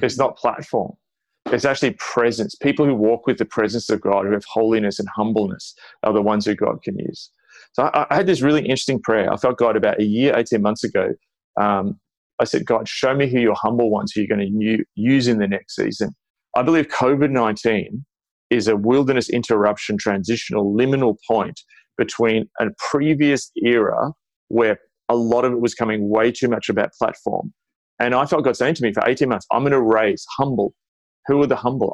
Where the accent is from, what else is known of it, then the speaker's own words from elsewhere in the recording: Australia; as an Australian